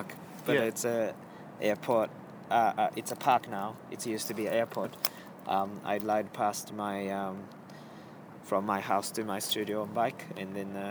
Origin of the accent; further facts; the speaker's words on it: Japan; English is a second language; also born or lived in Melbourne, Australia; now in Berlin, Germany; I'm originally from Japan, from small island, and I moved to Australia